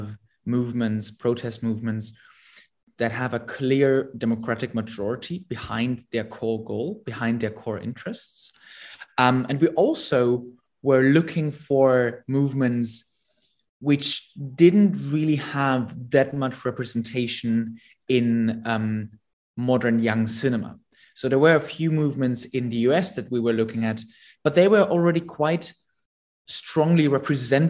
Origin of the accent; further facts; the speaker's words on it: Germany; now in London, United Kingdom; I'm currently based in London. I'm originally from Germany.